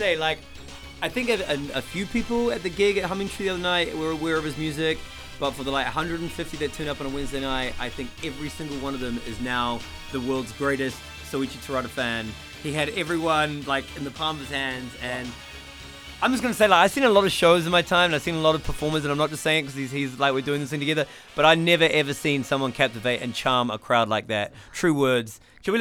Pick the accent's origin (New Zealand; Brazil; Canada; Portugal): New Zealand; now in Tokyo, Japan; from New Zealand, living in Tokyo.